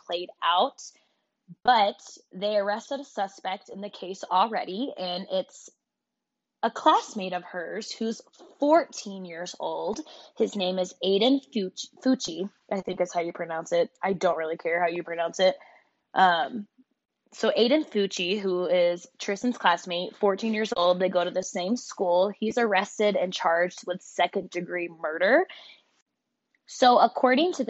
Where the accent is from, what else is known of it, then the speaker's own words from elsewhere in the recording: Jacksonville, Florida, United States; now in Colorado, United States; my hometown